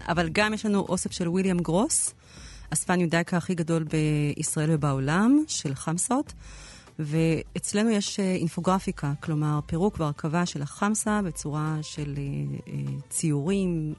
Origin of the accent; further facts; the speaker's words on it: Jerusalem, Jerusalem District, Israel; אנחנו שנינו ירושלמים